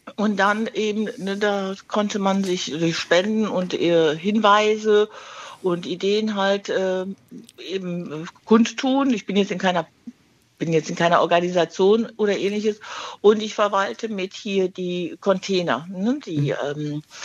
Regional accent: Düsseldorf, North Rhine-Westphalia, Germany; Ich bin aus Düsseldorf

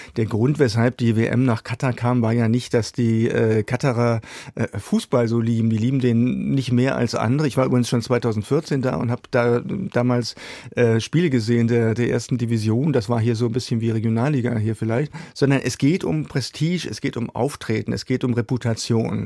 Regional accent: Germany; wir sollten gerade als Deutsche

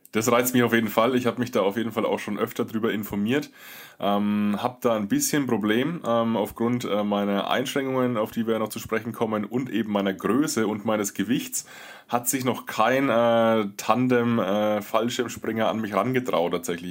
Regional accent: Würzburg, Bavaria, Germany; Ich komme aus Würzburg o-, oder aus der Würzburger Gegend

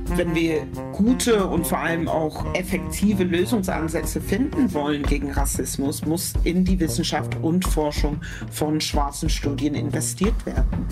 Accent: Germany; als Deutsche zu verstehen, nämlich als, als schwarze Deutsche

